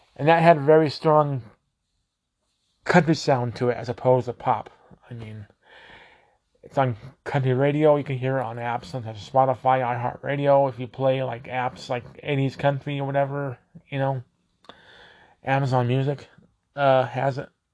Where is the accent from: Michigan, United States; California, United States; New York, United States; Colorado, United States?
Colorado, United States; I'm from Colorado